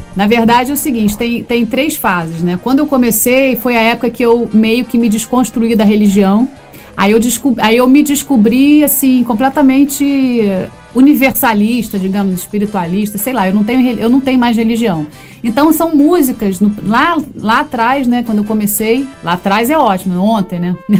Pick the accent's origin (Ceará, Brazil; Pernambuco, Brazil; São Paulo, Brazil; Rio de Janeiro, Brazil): Rio de Janeiro, Brazil; eu sou da Barra da Tijuca, do Rio de Janeiro